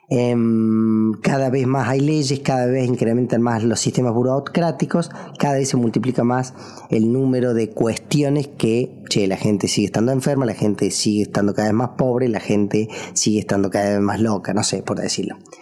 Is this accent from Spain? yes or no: no; Argentina; also born or lived in Córdoba; en mi país, en Argentina